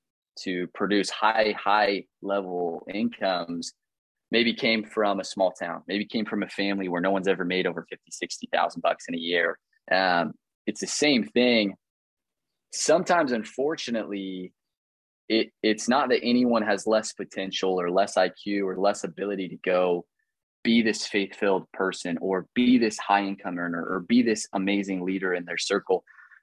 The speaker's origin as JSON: {"language": "English", "region": "Midwest", "country": "United States", "said": "You know, I'm from the Midwest."}